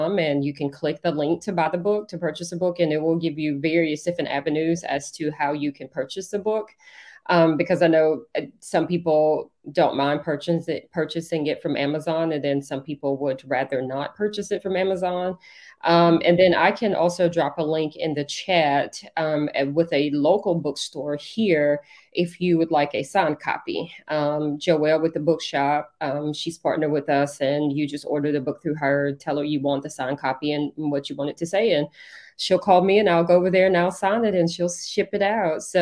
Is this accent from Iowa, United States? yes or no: no; Franklin, Tennessee, United States; growing up in Franklin, because that's originally where I'm from